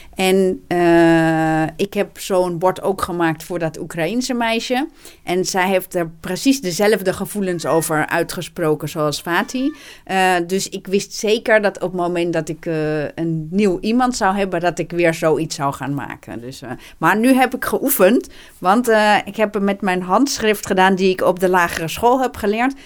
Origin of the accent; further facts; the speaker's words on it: Amsterdam, North Holland, Netherlands; Ik woon mijn hele leven al in Amsterdam.